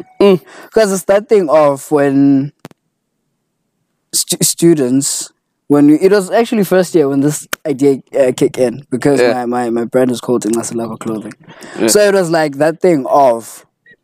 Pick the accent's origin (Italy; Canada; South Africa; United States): South Africa; Butterworth, Eastern Cape; also born or lived in East London, South Africa; I was born in Butterworth, bred. Then I spent some time in East London